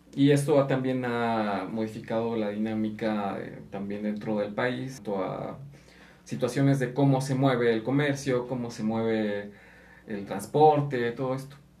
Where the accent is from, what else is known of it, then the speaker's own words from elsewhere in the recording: Mexico; Aquí en México muchas veces nos ofendemos